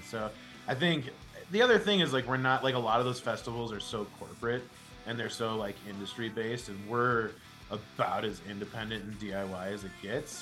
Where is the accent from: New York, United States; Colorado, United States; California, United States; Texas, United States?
Colorado, United States; Denver; my hometown